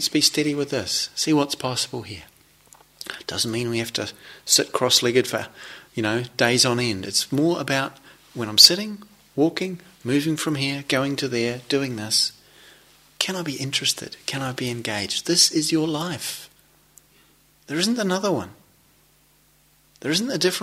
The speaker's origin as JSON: {"language": "English", "country": "New Zealand", "tie": "born or raised there", "moved": "yes", "said": "I come from New Zealand where there's, as probably you're familiar with the reputation, there's quite a lot of sheep. I grew up in the country"}